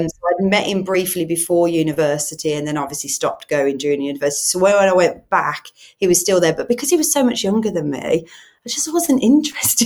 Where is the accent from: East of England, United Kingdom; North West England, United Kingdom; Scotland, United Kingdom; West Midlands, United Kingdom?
West Midlands, United Kingdom; Birmingham; accent: Brummie; now in Solihull, United Kingdom; I'm a Brummie, which means I'm from Birmingham, but I actually live in Solihull